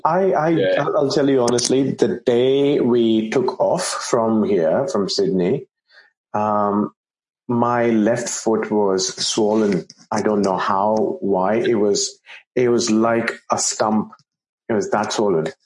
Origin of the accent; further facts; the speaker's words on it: India; I grew up in India